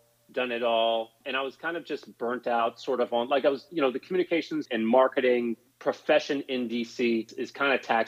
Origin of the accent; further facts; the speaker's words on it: Charlotte, North Carolina, United States; moved away as an adult; also born or lived in Raleigh, North Carolina / Washington, D.C.; now in New York City, United States; I'm originally from Charlotte, North Carolina. And so I grew up there, born and raised